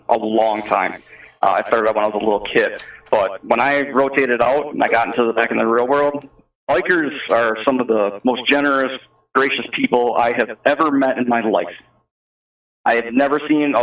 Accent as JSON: {"language": "English", "region": "Wisconsin", "country": "United States", "said": "I'm from Wisconsin, so I deal with mostly Madison because that's the area I live"}